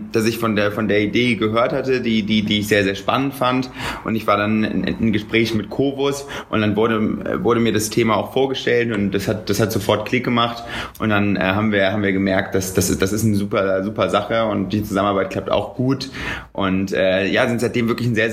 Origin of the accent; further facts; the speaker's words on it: Cologne, North Rhine-Westphalia, Germany; Ich bin ähm, ursprünglich aus Köln.